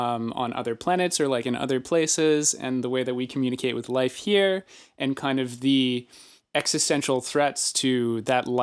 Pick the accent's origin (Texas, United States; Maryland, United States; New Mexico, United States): Maryland, United States; Baltimore; growing up in Baltimore